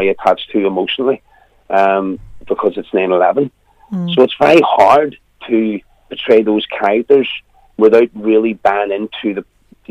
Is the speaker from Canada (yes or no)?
no; Belfast, Northern Ireland, United Kingdom; accent: Belfast